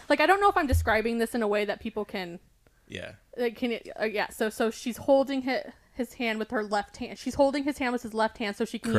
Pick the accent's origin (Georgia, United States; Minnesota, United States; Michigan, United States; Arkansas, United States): Arkansas, United States; well, we are from Arkansas.